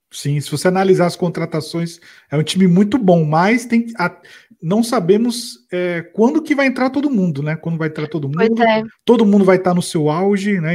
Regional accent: Brazil; a gente é brasileiro

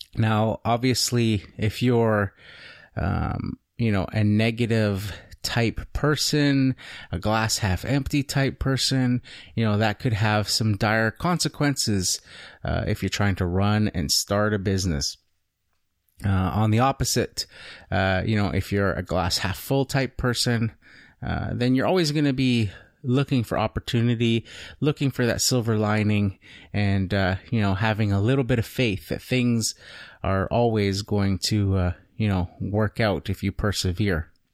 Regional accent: Canada; I'm not an American citizen. I don't live in the United States. I'm Canadian

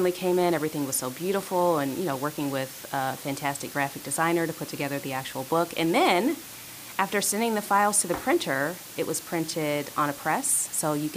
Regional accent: Forest Park, Ohio, United States; I grew up in Forest Park in the suburbs.

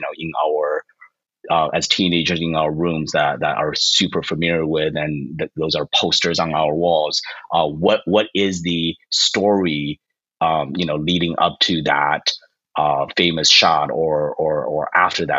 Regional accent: Arizona, United States; I growing up in Arizona, you know, throughout high school

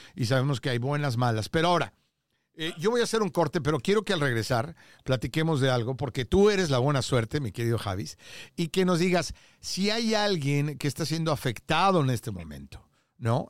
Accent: Mexico; te hablo como mexicano

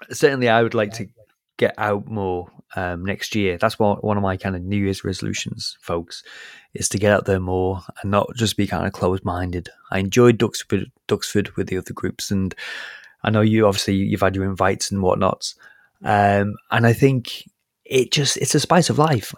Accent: United Kingdom; I'm British

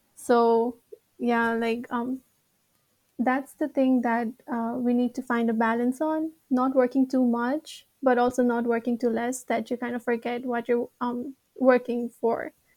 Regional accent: Nepal; now in Japan; I'm from Nepal, and I'm a third year

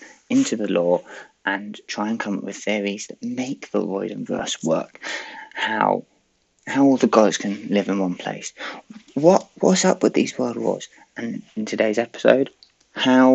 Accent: United Kingdom; I am British

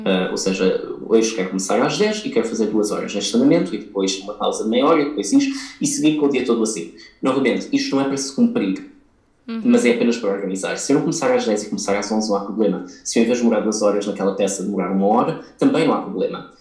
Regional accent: Portugal; Nós, como portugueses

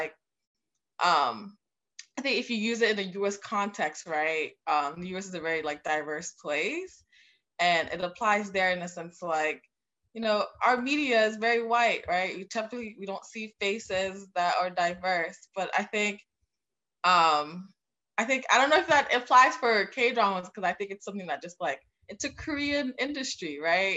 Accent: Haiti; now in United States; I'm from Haiti originally.

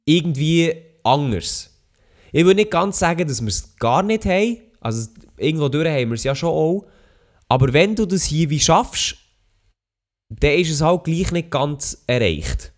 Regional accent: Switzerland; bei uns in der Schweiz

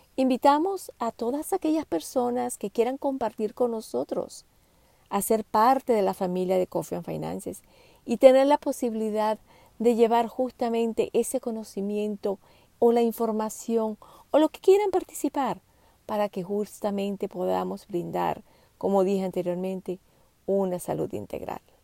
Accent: Venezuela; moved away; also born or lived in France / Singapore; yo nací en Venezuela, he vivido muchos años en Francia también, he vivido en Singapur

